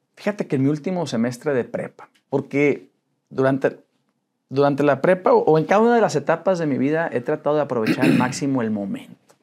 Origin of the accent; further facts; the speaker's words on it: Saltillo, Coahuila, Mexico; also born or lived in Monterrey; Soy de Saltillo. Nací ahí en Saltillo, Coahuila